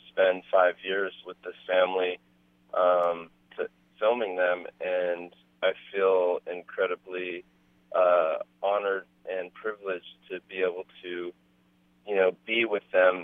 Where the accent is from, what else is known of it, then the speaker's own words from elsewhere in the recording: Berkeley, California, United States; as a kid growing up in Berkeley